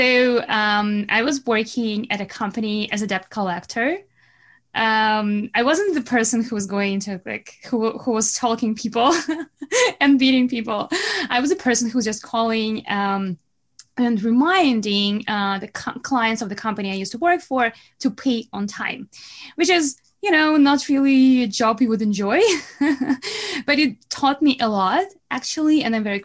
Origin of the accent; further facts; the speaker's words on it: Belarus; accent: Russian accent; English is a second language; moved away as an adult; now in Canada; I'm not from Russia, but I'm from Belarus, which is close